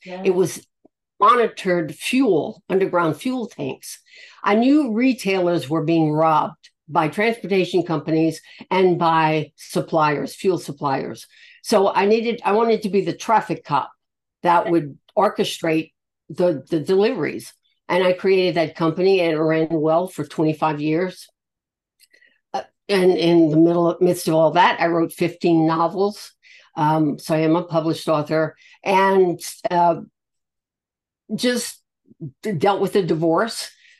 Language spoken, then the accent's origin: English; the South, United States; I'm from the South, a Yankee, of all things.